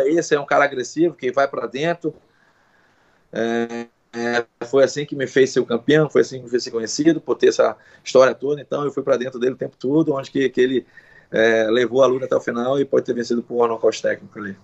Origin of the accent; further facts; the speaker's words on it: Brazil; mesmo nós sendo brasileiro